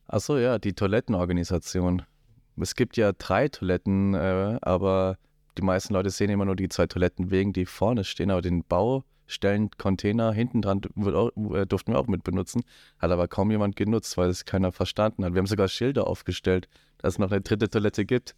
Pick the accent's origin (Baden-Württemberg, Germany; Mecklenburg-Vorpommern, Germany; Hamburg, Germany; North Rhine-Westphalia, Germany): Baden-Württemberg, Germany; Black Forest, south of Freiburg; now in Rosenheim, Germany; komme aus dem Schwarzwald südlich von Freiburg